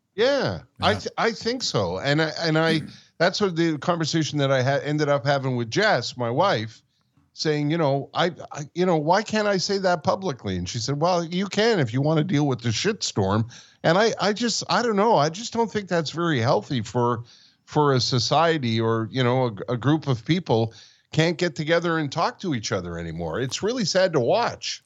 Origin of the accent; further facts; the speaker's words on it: Montreal, Quebec, Canada; we grew up in Montreal